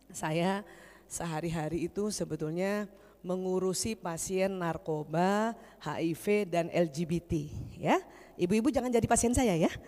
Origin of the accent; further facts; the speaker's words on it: Jakarta, Indonesia; also born or lived in Makassar / Yogyakarta; saya dari lahir di Jakarta sampai SMA di Jakarta, terus saya sekolah kedokterannya di Makassar. Setelah selesai di Makassar lanjut ke Jogja